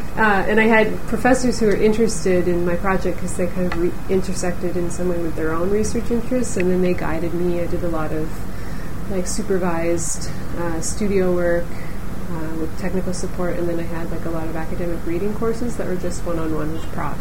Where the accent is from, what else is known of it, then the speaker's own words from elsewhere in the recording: Toronto, Ontario, Canada; We're both from Toronto